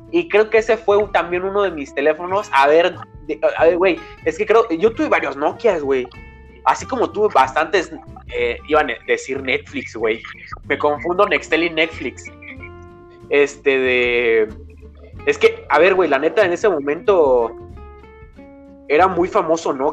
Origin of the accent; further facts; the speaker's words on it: Mexico; also born or lived in Argentina; yo nací en Argentina eh, por la crisis que hubo como en el 2000, 2001. Eh, mi papá y mi mamá nos tuvimos que mudar aquí a México y no tenía ni el año cuando nos mudamos. Así que he vivido toda mi vida aquí en México